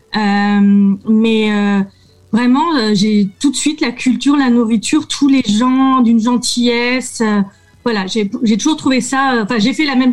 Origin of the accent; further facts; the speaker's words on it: France; je suis avocate française